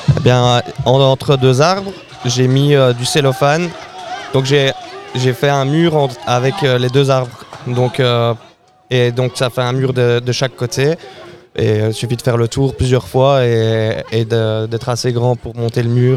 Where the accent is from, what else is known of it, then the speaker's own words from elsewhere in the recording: Brussels, Brussels-Capital Region, Belgium; je suis bruxellois à la base.